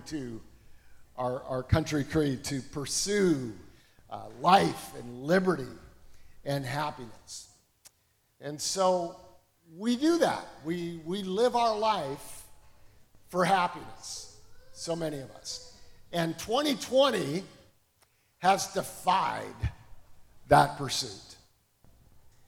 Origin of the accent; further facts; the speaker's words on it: Canada; moved away as an adult; now in United States; I grew up in Canada.